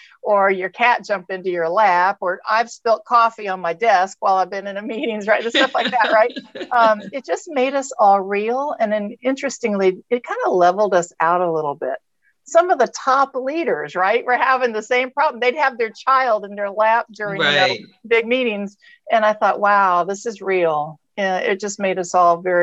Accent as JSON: {"language": "English", "region": "Texas", "country": "United States", "also_born_or_lived": "California", "said": "I'm from Texas and California. That's my background, but I'm a proud Texan"}